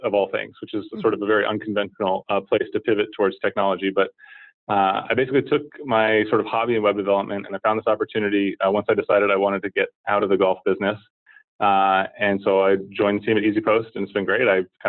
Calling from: San Francisco, California, United States; Just downtown in the financial district in San Francisco here at our offices.

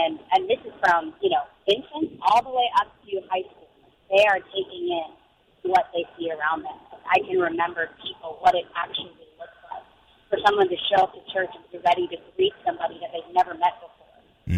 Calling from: Jacksonville, Florida, United States; Awesome. Jacksonville.

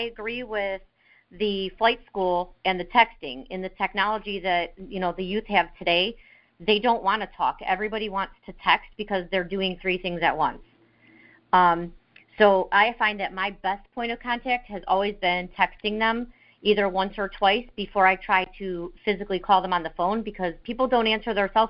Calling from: Ohio, United States; I'm calling from Raphael's of Beauty School in Ohio.

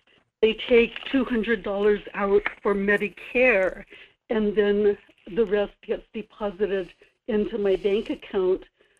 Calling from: Kodiak, Alaska, United States; Good morning, Michael. This is … in Kodiak.

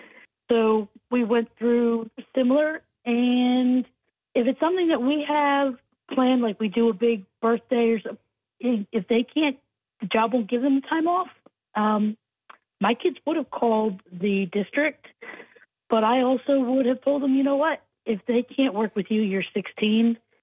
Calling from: Mount Pleasant, South Carolina, United States; Mount Pleasant.

